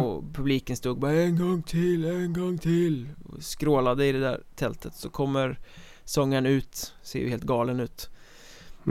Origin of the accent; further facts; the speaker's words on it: Sweden; jag är som svensk